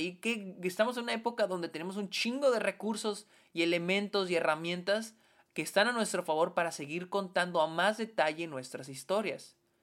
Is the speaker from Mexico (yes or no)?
yes; Mexico